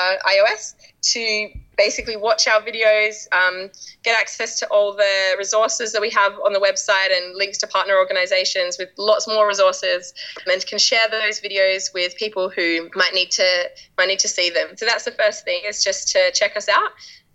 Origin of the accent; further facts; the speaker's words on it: Australia; now in United Kingdom; people here mostly still think that I'm Australian until I talk to Australians who are living in Australia and then they're like, oh, yeah, I can definitely hear you've been spending time in England.